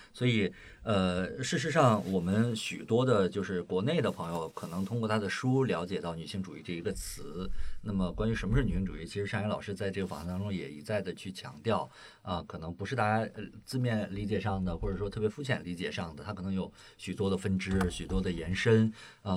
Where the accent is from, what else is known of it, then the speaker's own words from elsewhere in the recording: Shandong, China; 因为我本身是山东人